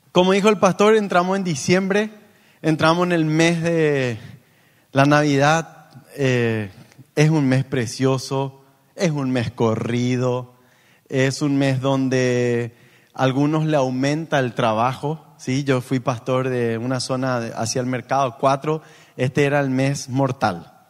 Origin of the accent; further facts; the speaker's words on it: Paraguay; como en paraguayo diríamos